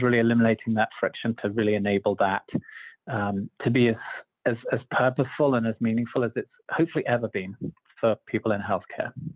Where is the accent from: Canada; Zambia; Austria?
Zambia; moved away as an adult; also born or lived in London, United Kingdom / United Kingdom; now in Utah, United States; I was born in London, grew up in Zambia in Africa, and uh, after high school and university in the UK